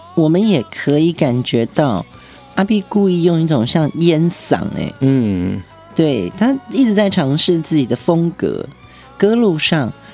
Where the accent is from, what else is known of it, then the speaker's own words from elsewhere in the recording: Taiwan; accent: Taiwanese Mandarin; 我们那时候好像讲话还有所谓的那种台湾国语